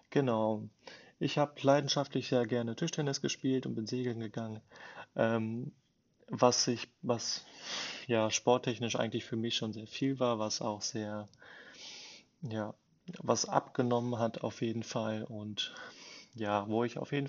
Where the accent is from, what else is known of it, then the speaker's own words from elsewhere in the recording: Bielefeld, North Rhine-Westphalia, Germany; also born or lived in Versmold; bin geboren in Versmold und ja, lebe jetzt in Bielefeld, seitdem ich klein auf bin, quasi mit äh, wenn ich mich nicht vertue, mit acht Jahren